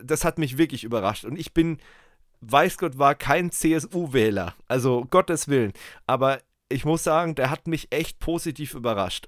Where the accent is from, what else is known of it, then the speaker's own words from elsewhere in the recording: Germany; bei uns in Deutschland